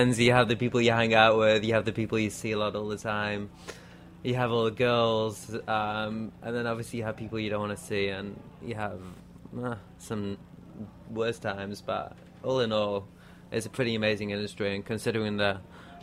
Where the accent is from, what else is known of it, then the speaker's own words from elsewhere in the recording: Manchester, North West England, United Kingdom; moved away as an adult; also born or lived in London; now in New York, United States; I'm actually from Manchester, okay. Which is North England.